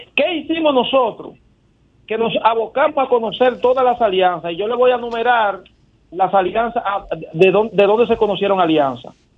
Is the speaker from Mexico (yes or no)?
no; Dominican Republic; nosotros como sociedad dominicana